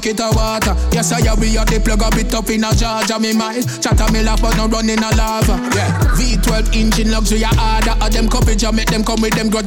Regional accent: Saint Catherine, Jamaica; I was born in Jamaica, St. Catherine. And life growing up, I was just always musical.

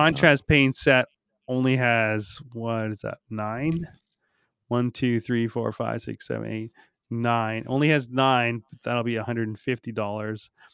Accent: Canada; we're all Canadian

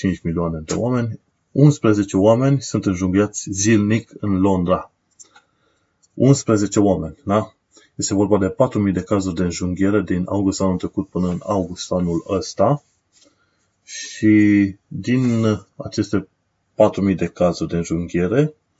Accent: Romania; now in United Kingdom

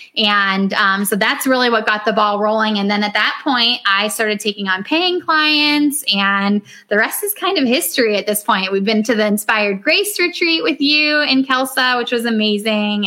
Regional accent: Northeast Ohio, United States; I'm from Northeast Ohio, so quite a ways away from Phoenix.

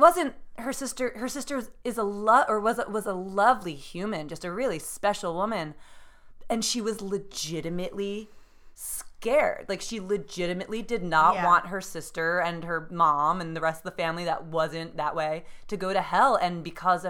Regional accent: New Jersey, United States; now in New York City, United States; I was raised in New Jersey in a very densely populated area

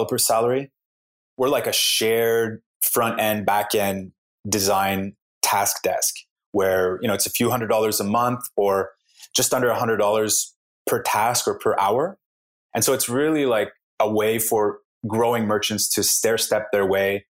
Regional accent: Canada; also born or lived in Montreal; I'm from Canada.

